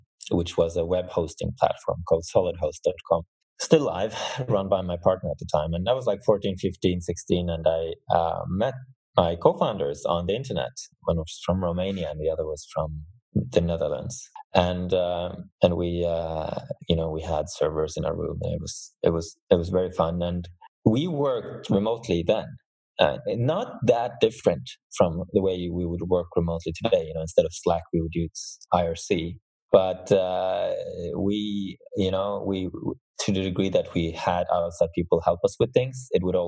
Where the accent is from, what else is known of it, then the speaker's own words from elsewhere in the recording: Norway; I'm from Norway